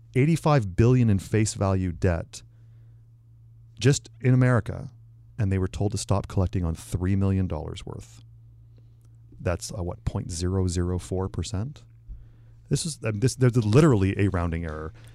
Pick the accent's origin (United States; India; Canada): Canada; moved away